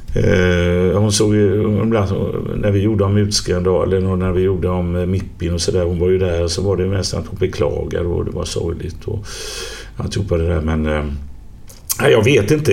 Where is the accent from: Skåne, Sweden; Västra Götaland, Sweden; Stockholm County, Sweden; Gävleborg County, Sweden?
Västra Götaland, Sweden; Gothenburg; accent: göteborgska; alla hör ju att jag är från Göteborg